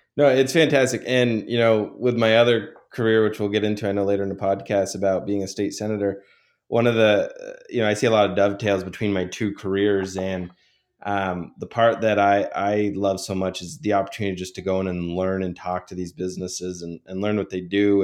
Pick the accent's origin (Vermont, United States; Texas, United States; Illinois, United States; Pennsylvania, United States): Vermont, United States; also born or lived in New York; I decided to run for the Vermont legislature, um, in my hometown